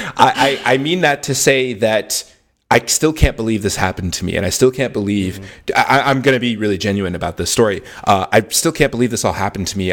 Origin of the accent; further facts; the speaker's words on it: Houston, Texas, United States; moved away as an adult; now in Austin, United States; I'm from Houston, Texas. Austin is a city I've always wanted to live in. And I'm very fortunate to live here now.